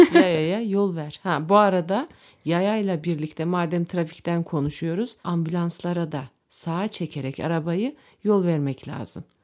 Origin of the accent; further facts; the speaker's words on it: Turkey; Türk olduğumuz için